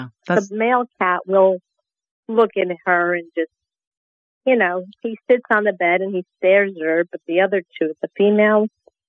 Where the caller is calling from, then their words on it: Fort Lauderdale, Florida, United States; I'm from Fort Lauderdale, Florida